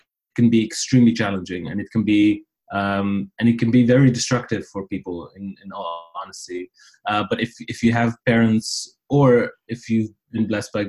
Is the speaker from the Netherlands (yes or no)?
yes; near Amsterdam, North Holland, Netherlands; first language Riffian (Tarifit); English is a second language; moved away as an adult; also born or lived in Paris / London; now in Dublin, Ireland; I was born and raised in the Netherlands near Amsterdam. My parents are immigrants from Morocco. I lived most of my life in the Netherlands.